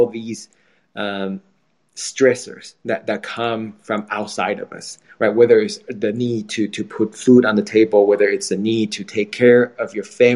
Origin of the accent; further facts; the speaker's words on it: Taiwan; moved away; I'm from Taiwan